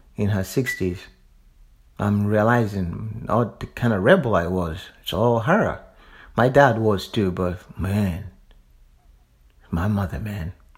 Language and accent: English; the South, United States; I'm from the South.